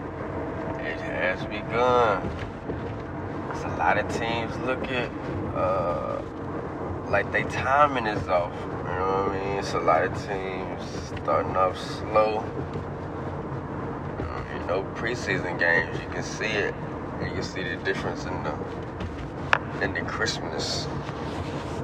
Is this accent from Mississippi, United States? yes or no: no; Houston, Texas, United States; I'm from Houston